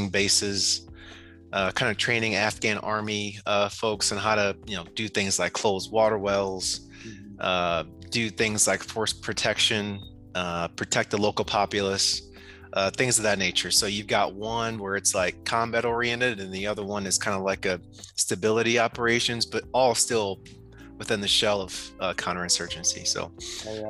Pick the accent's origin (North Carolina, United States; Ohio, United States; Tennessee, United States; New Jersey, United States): Ohio, United States; Toledo; moved away; also born or lived in Michigan; I'm from Toledo, Ohio, Northwest Ohio.